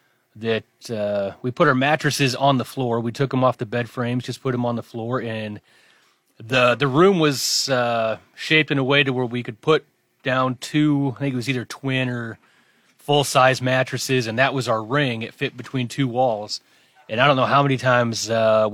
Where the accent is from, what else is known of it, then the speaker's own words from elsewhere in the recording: Wayne, United States; where I grew up in Wayne